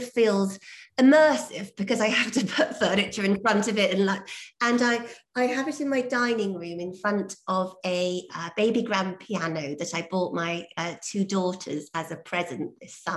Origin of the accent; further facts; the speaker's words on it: St Ives, South West England, United Kingdom; I grew up in St Ives in the 1980s